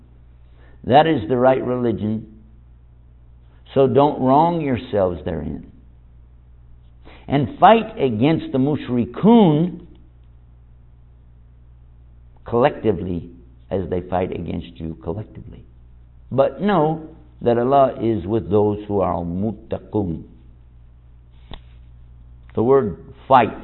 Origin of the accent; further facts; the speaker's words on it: Texas, United States; I'm from Texas. If you know my personality, I act like somebody from Texas. You know why? Because that's where I'm from.